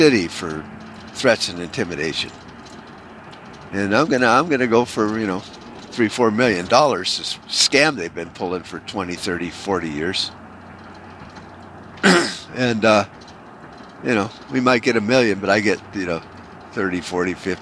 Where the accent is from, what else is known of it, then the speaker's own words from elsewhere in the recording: United States; as American patriots